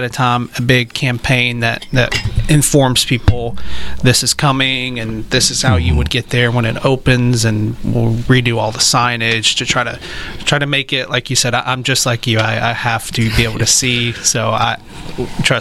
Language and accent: English; Texarkana, United States; moved away; also born or lived in Florida; I'm from Texarkana